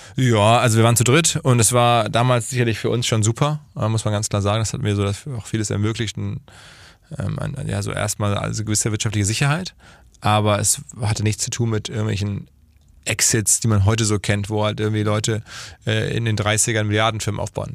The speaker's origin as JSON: {"language": "German", "town": "Essen", "region": "North Rhine-Westphalia", "country": "Germany", "tie": "born or raised there", "moved": "yes", "lives_now": "Hamburg, Germany", "said": "Unternehmer in Hamburg ansässig, seit 20 Jahren, gebürtig aus dem Ruhrgebiet, Essen"}